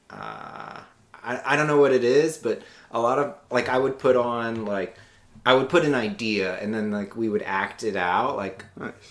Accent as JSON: {"language": "English", "town": "Virginia Beach", "region": "Virginia", "country": "United States", "tie": "born or raised there", "also_born_or_lived": "Louisiana", "said": "I grew up in Virginia Beach. My dad was in the Navy, so I moved around a lot. Uh, but as a kid, I'm from Louisiana."}